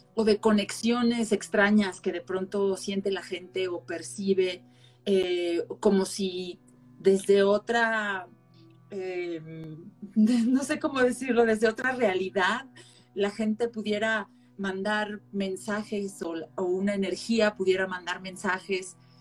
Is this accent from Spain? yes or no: no; Xalapa, Veracruz, Mexico; moved away as an adult; now in Mexico City, Mexico; yo nací en Jalapa, Veracruz. Allá crecí hasta los 18, casi 19 cuando me vine a vivir acá, al entonces Distrito Federal